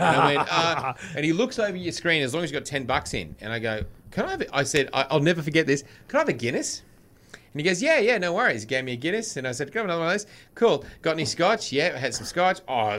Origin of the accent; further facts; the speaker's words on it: Australia; also born or lived in Los Angeles; I'm an Aussie